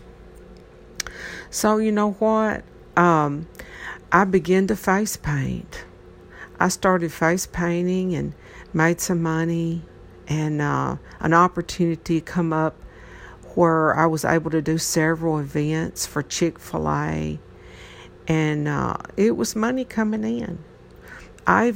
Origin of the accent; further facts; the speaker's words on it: Troy, Tennessee, United States; I'm from Troy, Tennessee. This is not a big area here.